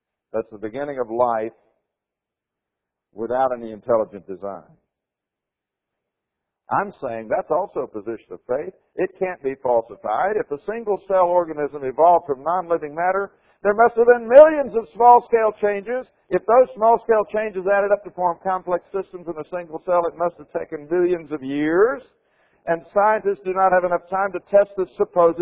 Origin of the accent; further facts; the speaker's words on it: Florida, United States; the state of Florida, my home state